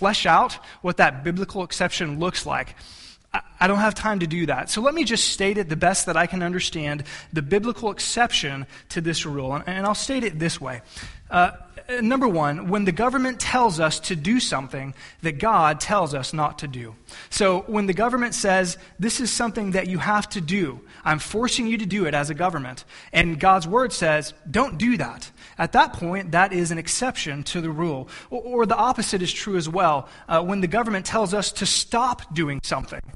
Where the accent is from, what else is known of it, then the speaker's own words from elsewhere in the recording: United States; we as Americans